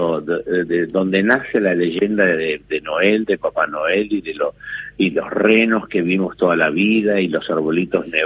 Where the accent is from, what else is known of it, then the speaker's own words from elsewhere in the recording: Finland; Spanish is a second language; yo soy un finlandés que eh, me casé con una argentina, que es Paula Ransenberg, y que mm, aprendí a hablar el español a partir de ella